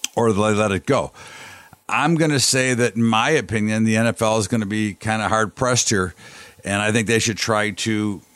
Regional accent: United States; as an American

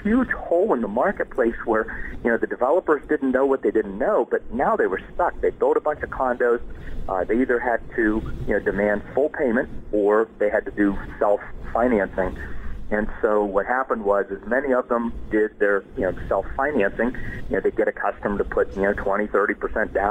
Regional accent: Western Pennsylvania, United States; moved away as an adult; also born or lived in Washington, D.C. area; I grew up in Western Pennsylvania, went to college in Northwest Pennsylvania, and ended up in the D.C. area right after school.

